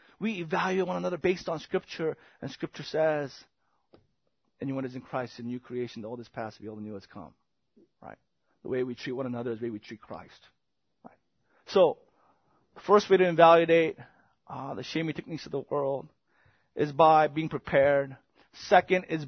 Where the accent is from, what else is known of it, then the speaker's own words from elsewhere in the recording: South Korea; moved away; I remember growing up in Korea